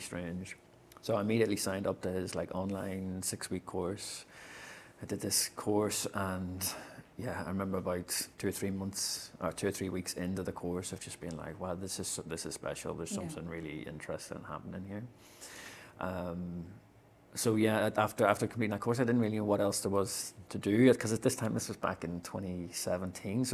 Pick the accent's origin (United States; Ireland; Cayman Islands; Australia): Ireland; as an Irish man